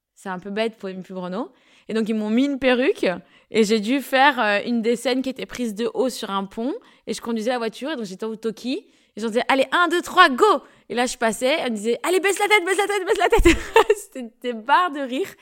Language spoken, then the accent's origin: French; Paris, Île-de-France, France; Moi, je suis née à Paris